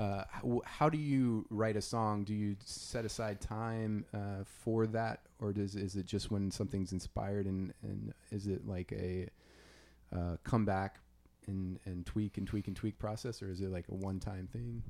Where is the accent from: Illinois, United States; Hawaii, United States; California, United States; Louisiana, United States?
Louisiana, United States; I'm from Louisiana, so it's gonna be, uh, great to be able to be in, you know, my, my home turf